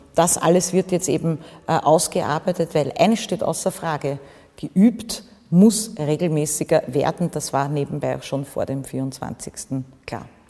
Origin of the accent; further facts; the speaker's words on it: Austria; mein Heimatbundesland